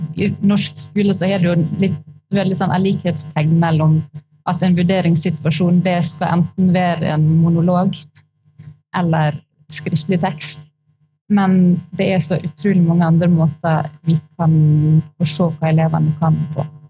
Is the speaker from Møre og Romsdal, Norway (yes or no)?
yes; Sunnmøre, Møre og Romsdal, Norway; moved away; jeg er sunnmøring, så jeg er oppvokst midt i eh, skibomsmiljøet